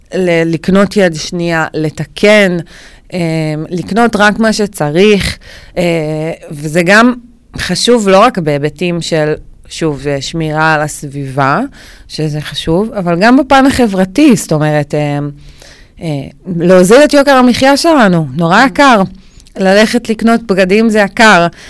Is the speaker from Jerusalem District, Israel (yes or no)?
no; Ne'ot Mordechai, Northern District, Israel; also born or lived in Florentin, Tel Aviv; now in Tel Aviv, Israel; במקור אני מקיבוץ, מקיבוץ נאות מרדכי בצפון, בעמק החולה